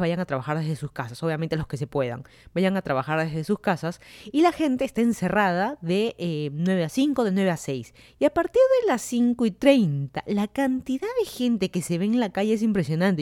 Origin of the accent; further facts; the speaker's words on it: Lima, Peru; moved away as an adult; also born or lived in Virginia, United States; now in Fairfax County, Virginia, United States; yo soy de Lima, Perú. Me mudé a Estados Unidos hace más de tres años